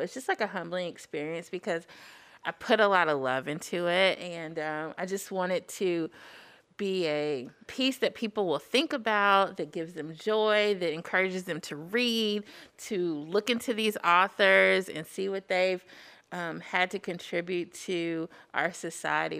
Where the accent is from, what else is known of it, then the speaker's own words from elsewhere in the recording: Huntsville, Alabama, United States; now in Madison, United States; I'm originally from Huntsville, Alabama, currently residing in Madison